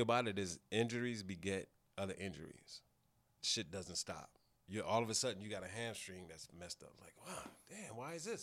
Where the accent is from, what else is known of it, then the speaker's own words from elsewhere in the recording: Pasadena, California, United States; I grew up in Pasadena. We, we don't consider ourselves L A people